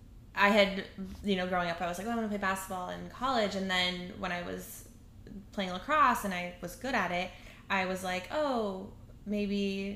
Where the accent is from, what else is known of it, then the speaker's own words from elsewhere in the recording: Idaho, United States; I'm from Idaho.